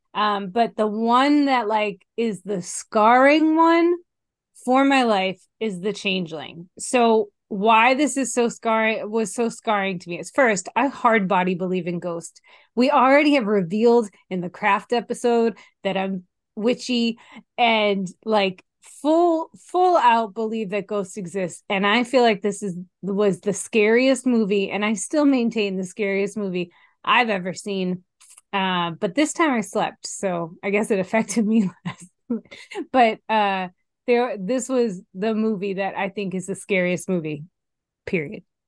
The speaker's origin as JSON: {"language": "English", "region": "Massachusetts", "country": "United States", "moved": "yes", "said": "I am originally from Massachusetts."}